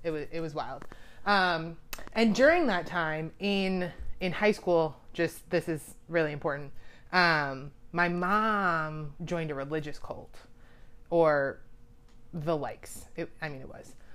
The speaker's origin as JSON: {"language": "English", "town": "Daytona Beach", "region": "Florida", "country": "United States", "tie": "born or raised there", "also_born_or_lived": "Gainesville, Florida / Tampa, Saint Petersburg area", "moved": "as an adult", "lives_now": "Baltimore, United States", "said": "I grew up in Daytona Beach, Florida"}